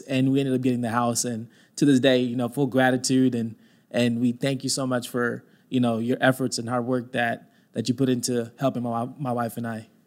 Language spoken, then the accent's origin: English; Mesquite, Texas, United States; I grew up in Mesquite, uh, went to school at Mesquite Poteet